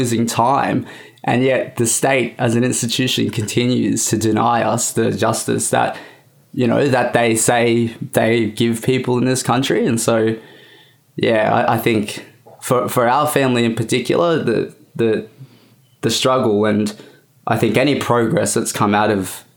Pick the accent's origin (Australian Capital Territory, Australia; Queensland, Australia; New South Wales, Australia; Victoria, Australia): New South Wales, Australia; Bowraville; growing up in Bowraville on the Aboriginal reserve there, what we call the Mission